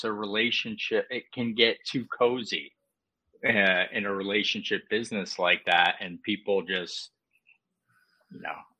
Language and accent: English; Long Valley, New Jersey, United States; moved away as an adult; also born or lived in New York; now in Washington, D.C. area, United States; So I'm from a small town called Long Valley.